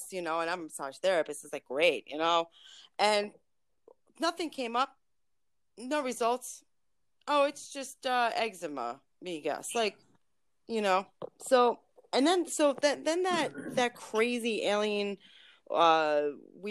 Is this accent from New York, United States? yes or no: yes; New York City, New York, United States; also born or lived in Ulster County, New York; originally from Brooklyn